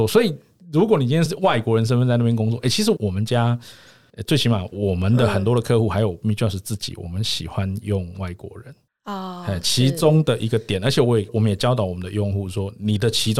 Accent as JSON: {"language": "Chinese", "country": "Taiwan", "said": "他们家投履历来，台湾人一定会面试，那只是因为我是台湾人。"}